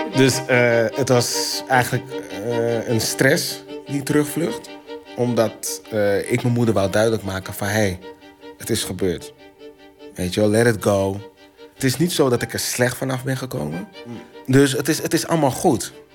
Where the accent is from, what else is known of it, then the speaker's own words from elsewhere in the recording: Suriname; wij als Surinamers